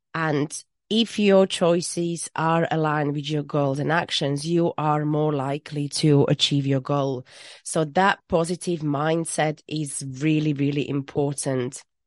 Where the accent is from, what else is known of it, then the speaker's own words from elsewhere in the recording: Slovakia; moved away as an adult; now in Worcestershire, United Kingdom; I am from Slovakia, where I studied business and economy, and I moved to U K when I was twenty-two